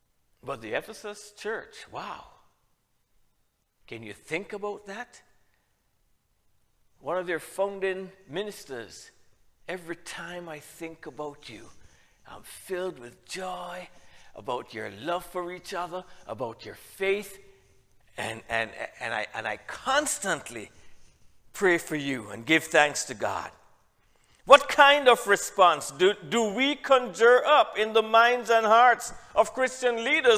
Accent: Jamaica; also born or lived in Trinidad; I'm from Jamaica

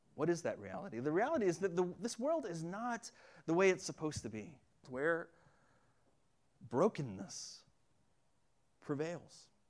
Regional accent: Winston-Salem, North Carolina, United States; born or raised there

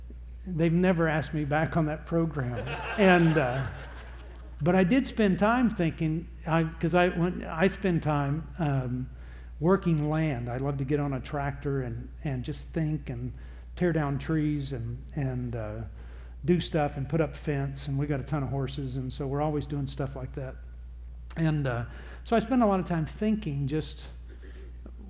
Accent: Texas, United States; I am from Texas, and I am in Chicago recording for you.

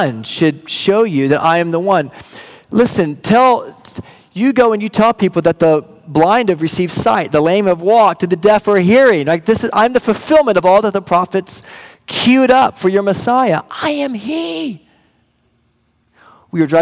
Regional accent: Wichita Falls, Texas, United States; moved away; Wichita Falls, my hometown

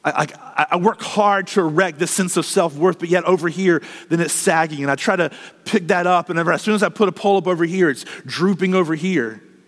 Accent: United States; as American Christians

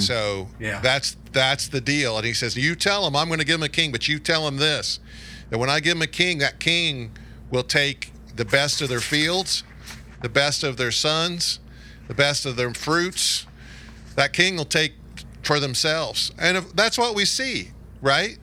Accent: United States; accent: Clark County; my Clark County accent

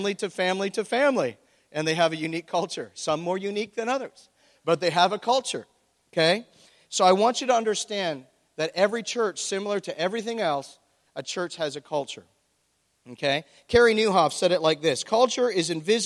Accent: Oshawa, Ontario, Canada; born or raised there

